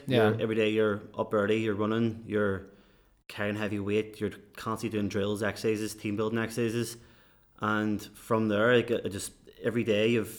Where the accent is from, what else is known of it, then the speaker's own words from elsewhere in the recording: Cork, Munster, Ireland; accent: Belfast; now in Belfast, United Kingdom; I was born in Belfast and I spent most of my life growing up in Cork.